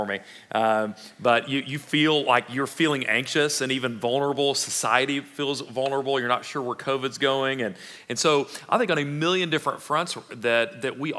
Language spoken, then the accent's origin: English; Fort Worth, Texas, United States; my background growing up in Fort Worth, right? Cowtown or not, I did not have a lot of livestock running around in Southwest Fort Worth